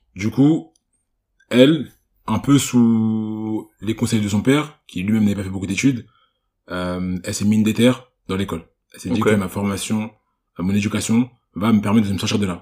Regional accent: Cameroon; je suis camerounais

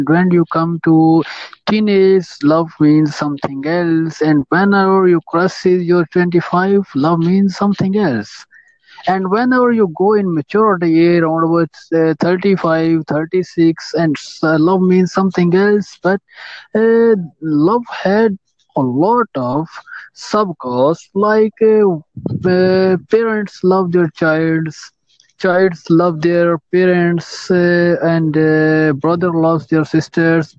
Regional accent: Pakistan; I am from Pakistan.

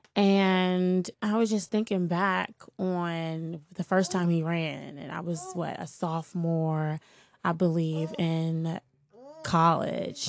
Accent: Washington, District of Columbia, United States; I'm from here. I'm from Washington D.C. I grew up in the Shaw Howard neighborhood

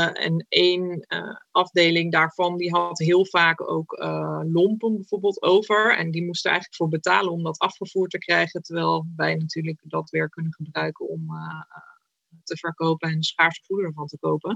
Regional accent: Utrecht, Netherlands; ik kom uit Utrecht

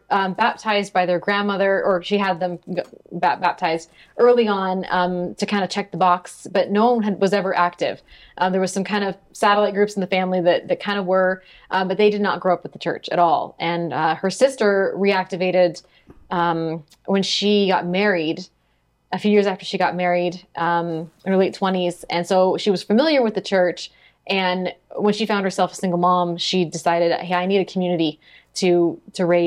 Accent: Sunnyvale, California, United States; moved away; I grew up in Sunnyvale, California

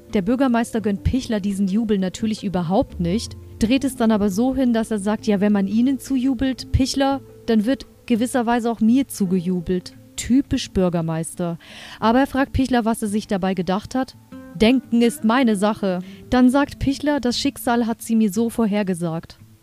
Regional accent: Germany; Hier bei uns in Deutschland

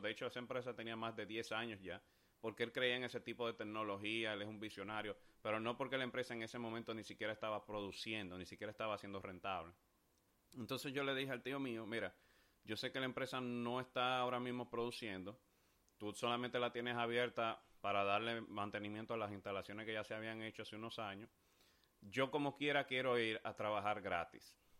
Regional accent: Dominican Republic; mi país, República Dominicana

